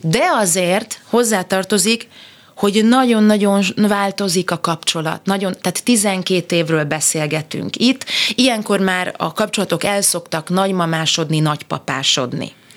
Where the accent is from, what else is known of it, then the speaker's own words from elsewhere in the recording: Budapest, Hungary; én megszülettem a, hát egy szép helyre születtem a második kerületbe, a Budenz utcába